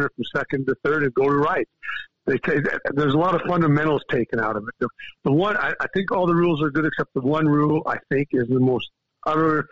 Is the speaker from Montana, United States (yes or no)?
yes; East Helena, Montana, United States; at least in East Helena growing up